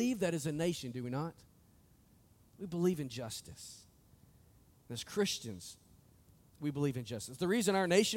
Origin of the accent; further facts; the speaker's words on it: United States; us as the American church